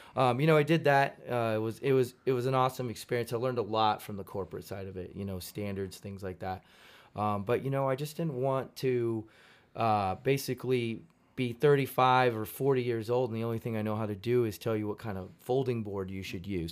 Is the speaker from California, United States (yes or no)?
yes; Modesto, California, United States; moved away as an adult; also born or lived in Fresno; Modesto is where I grew up